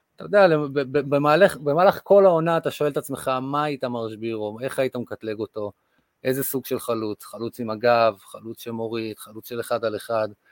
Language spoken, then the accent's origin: Hebrew; Kibbutz Amir, Northern District, Israel; נולדתי לאבא אנגלי ואימא מישראל. אה, גדלתי בקיבוץ אמיר